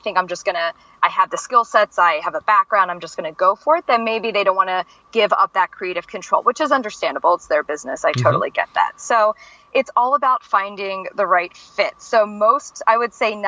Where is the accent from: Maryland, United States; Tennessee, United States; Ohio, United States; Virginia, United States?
Maryland, United States; Baltimore; I'm from Baltimore City originally. I am a classic city person